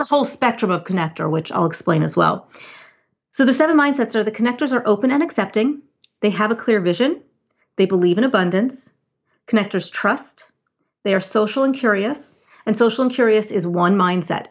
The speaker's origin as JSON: {"language": "English", "region": "New Jersey", "country": "United States", "tie": "born or raised there", "said": "I'm a Jersey girl"}